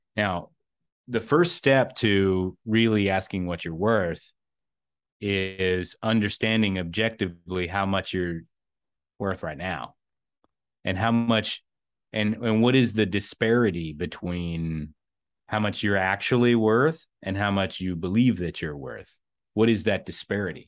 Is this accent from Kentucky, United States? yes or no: yes; eastern Kentucky, United States; growing up in a, a, uh, fairly rural area of eastern Kentucky